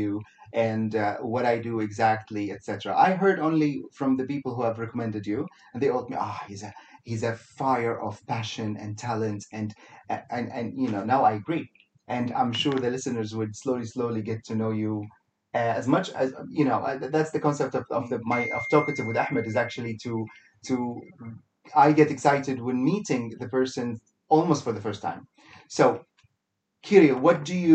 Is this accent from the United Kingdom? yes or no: no; Kuwait; now in Dubai, United Arab Emirates; I am from originally from Kuwait